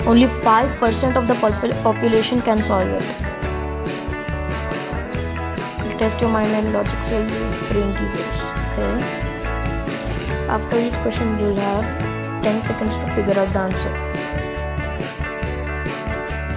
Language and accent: English; India; I'm an Indian